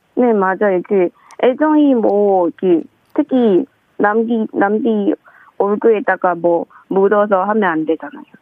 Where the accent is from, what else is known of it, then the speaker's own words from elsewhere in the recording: China; Korean is a second language; moved away as an adult; now in South Korea; 중국에 왔어요